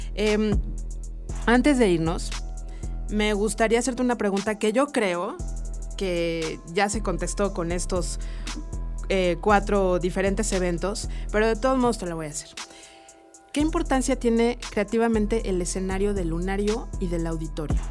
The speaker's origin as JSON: {"language": "Spanish", "country": "Mexico", "said": "como buena mexicana"}